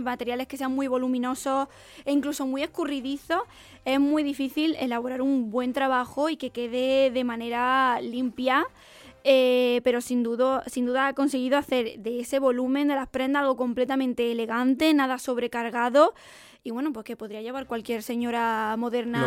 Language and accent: Spanish; Jaén, Andalusia, Spain; soy de Jaén